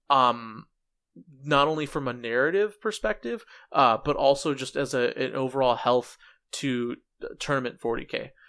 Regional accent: United States; I'm American

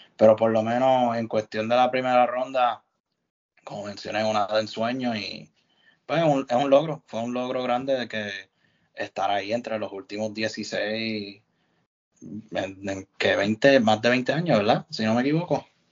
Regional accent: Puerto Rico; somos de Puerto Rico

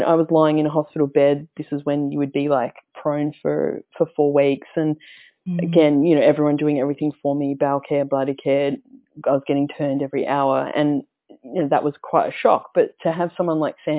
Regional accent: Melbourne, Victoria, Australia; I grew up here in Victoria in Melbourne, out in the southeast suburbs

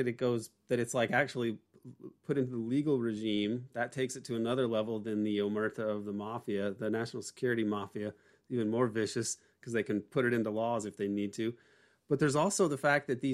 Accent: Indiana, United States; born or raised there

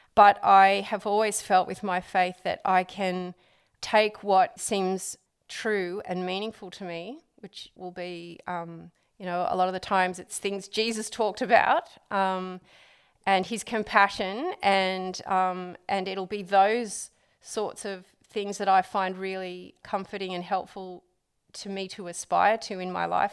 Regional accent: Sydney, New South Wales, Australia; I'm, I'm from Sydney originally

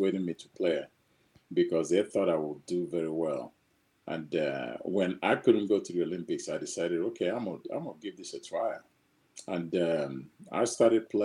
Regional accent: Nigeria; moved away as an adult; also born or lived in Azusa, California / Kansas City; growing up in Nigeria

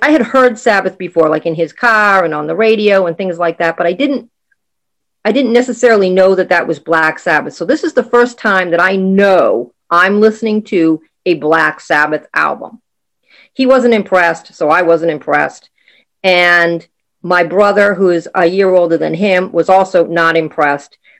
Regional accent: Boston, Massachusetts, United States; I am from Boston, Massachusetts in the U S

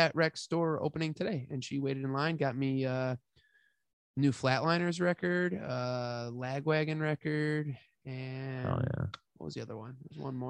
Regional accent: Buffalo, New York, United States; I'm from Buffalo.

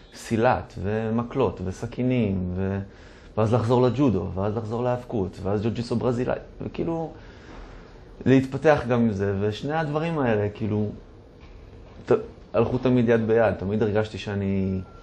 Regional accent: Tel Aviv, Tel Aviv District, Israel; נולדתי וגדלתי בתל אביב, בחוף מציצים

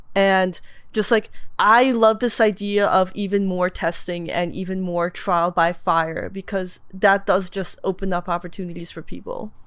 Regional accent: Moscow, Russia; moved away; I was born in Moscow

